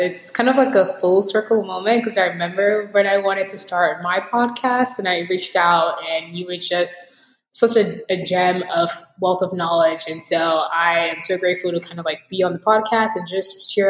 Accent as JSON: {"language": "English", "country": "Nigeria", "lives_now": "United States", "said": "I'm a Nigerian American technologist, immigrant, podcaster, futurist, optimist."}